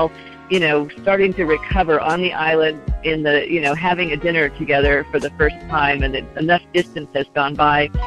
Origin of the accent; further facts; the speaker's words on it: Los Angeles, California, United States; I come from Los Angeles, where we're always in our cars, so we're used to being alone.